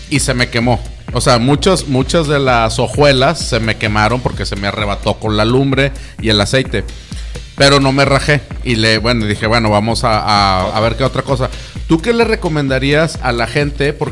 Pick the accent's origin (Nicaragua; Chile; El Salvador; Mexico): Mexico; Como buen mexicano nunca leemos las instrucciones.